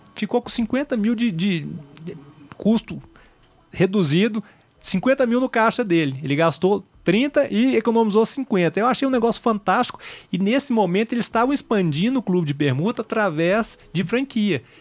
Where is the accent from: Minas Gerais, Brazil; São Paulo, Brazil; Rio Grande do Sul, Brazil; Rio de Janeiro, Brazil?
Minas Gerais, Brazil; Belo Horizonte; moved away; eu sou de Belo Horizonte